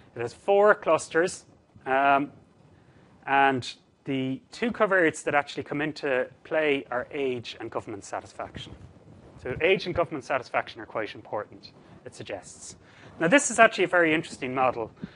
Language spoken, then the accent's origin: English; Cork, Munster, Ireland; Cork, I'm from Cork originally.